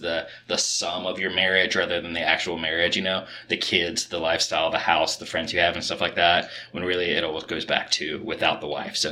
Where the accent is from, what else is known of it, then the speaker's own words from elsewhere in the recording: Kentucky, United States; I grew up in Kentucky and grew up on a lot of horse farms.